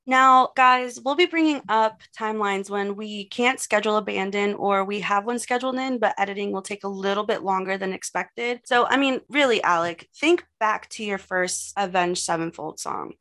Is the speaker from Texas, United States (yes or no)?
yes; Texas, United States; I'm from Texas